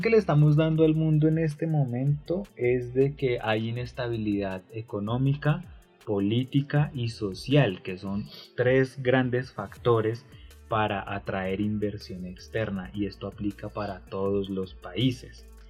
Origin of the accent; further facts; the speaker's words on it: Colombia; somos colombianos